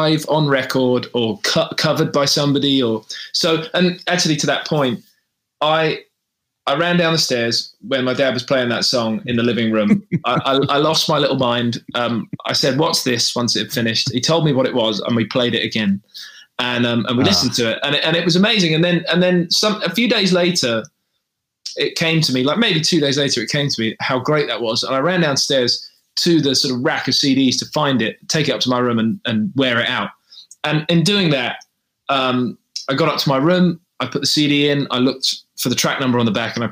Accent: United Kingdom; your hometown, or which was just outside London for us. It wasn't in London. We were about an hour outside of London.

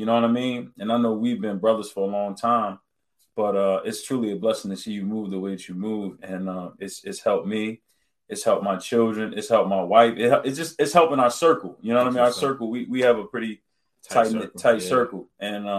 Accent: Pleasantville, New Jersey, United States; I'm from Pleasantville, New Jersey.

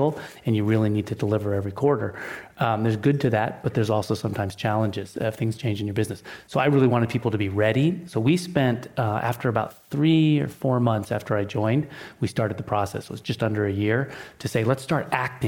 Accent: Seattle, Washington, United States; moved away; I grew up in Seattle

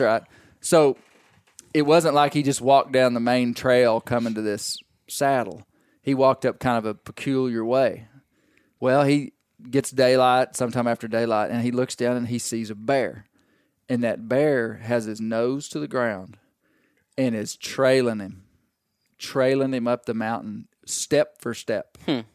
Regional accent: Arkansas, United States; we grew up in Arkansas, we we grew up this way.

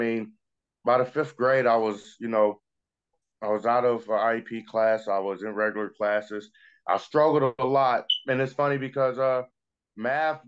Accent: Dayton, Ohio, United States; also born or lived in Hialeah, Florida; I grew up in Dayton, in Ohio.

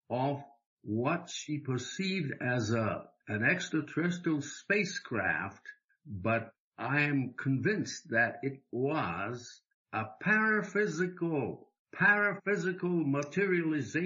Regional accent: Japan; moved away; when I was growing up in Japan

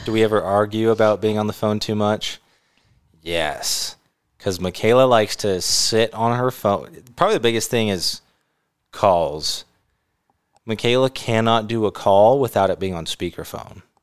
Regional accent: California, United States; now in Utah, United States; I grew up in California.

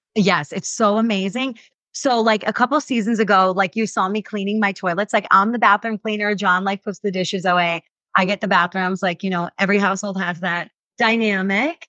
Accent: New York, United States; moved away as an adult; now in Utah, United States; I'm a transplant. Like, I grew up, born and raised in New York, moved here, we lived here for a little bit, moved back to New York, and then came back to Utah

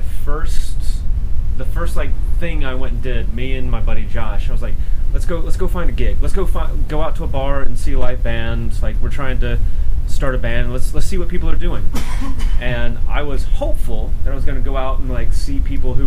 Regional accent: South Carolina, United States; moved away as an adult; now in San Antonio, United States; I was born and raised in South Carolina

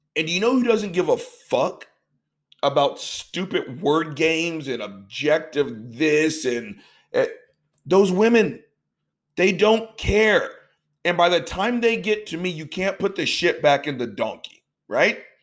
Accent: the South, United States; I've been born and raised in the South. It's where pretty much I've lived for 90 plus percent of my life

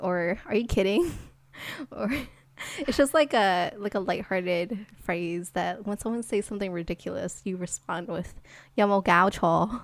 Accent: United States; we're American

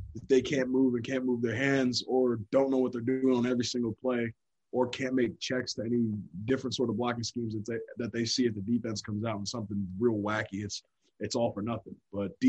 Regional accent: Hillsborough, New Jersey, United States; moved away as an adult; So I'm from Hillsborough, New Jersey. And back in my hometown, it's a little different.

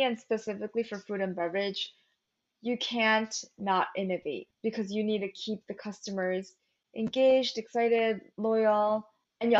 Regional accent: New York City, New York, United States; first language Korean; English is a second language; also born or lived in Long Island / Florida / Michigan; I grew up in Flushing in Queens and we had such a big Korean community

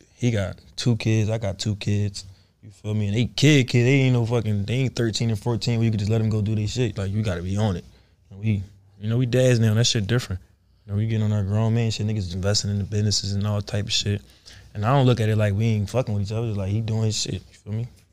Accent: Philadelphia, Pennsylvania, United States; I'm not from the Bay, I'm from Philly

